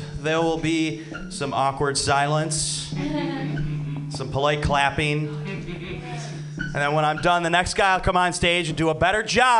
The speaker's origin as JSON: {"language": "English", "town": "Detroit", "region": "Michigan", "country": "United States", "lives_now": "California, United States", "said": "And I'm from the Midwest where it snows, so I get extra sad during my SAD time. So I moved out here to California to try to escape that."}